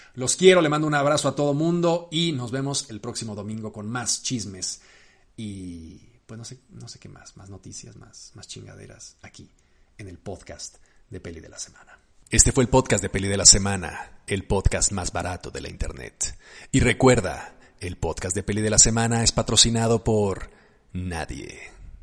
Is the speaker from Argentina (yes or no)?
no; Mexico; yo como cineasta mexicano